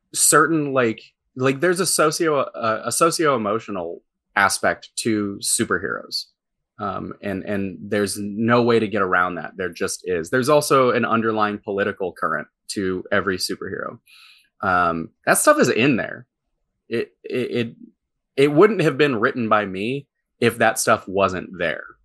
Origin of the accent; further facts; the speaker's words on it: St. Louis, Missouri, United States; my hometown